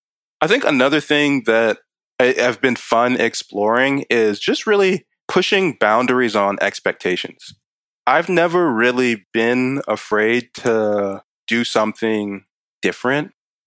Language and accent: English; Maryland, United States; also born or lived in Kansas / Hawaii; I was born in Kansas, but I wasn't there very long. I was there a couple of months, then was in Hawaii for a few years. So I actually remember Hawaii. And then came to Maryland after that.